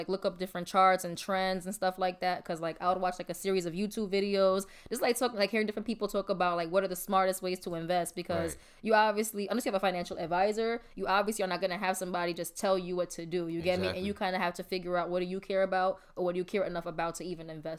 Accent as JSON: {"language": "English", "region": "New York", "country": "United States", "said": "New York people, we always feel like, oh, we can just grind anywhere"}